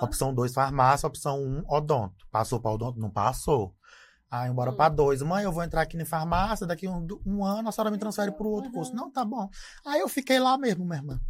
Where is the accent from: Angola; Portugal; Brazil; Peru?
Brazil; Imperatriz, Maranhão; also born or lived in Zé Doca, Maranhão; eu sou nascido aqui em Imperatriz. É, morei aqui em Imperatriz até em 2000.